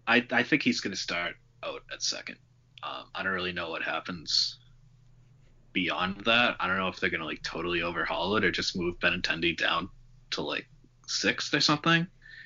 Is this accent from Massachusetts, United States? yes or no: yes; Haverhill, Massachusetts, United States; I'm also from Haverhill